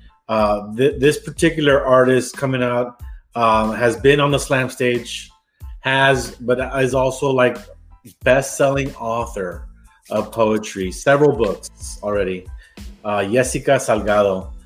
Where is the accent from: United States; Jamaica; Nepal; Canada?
United States; Rio Grande Valley, South Texas; I'm from the Rio Grande Valley of South Texas. I grew up around orange groves all the time